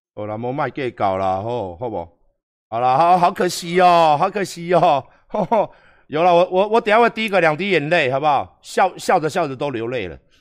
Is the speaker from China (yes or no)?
no; Taiwan; 我们台湾人